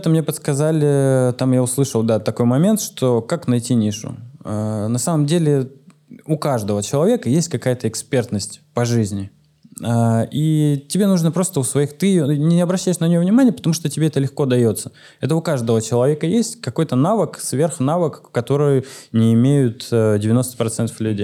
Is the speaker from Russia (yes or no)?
yes; Siberia, Russia; я просто викинг из Сибири. Э, плюшевый викинг.